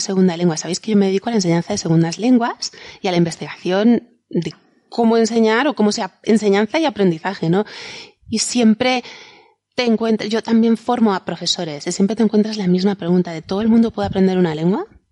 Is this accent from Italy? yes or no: no; Valencian land, Valencian Community, Spain; valenciano de mi tierra